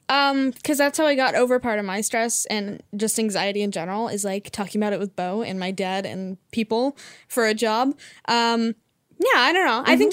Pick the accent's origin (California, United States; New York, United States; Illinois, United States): California, United States; Idyllwild; I grew up in a weird mountain school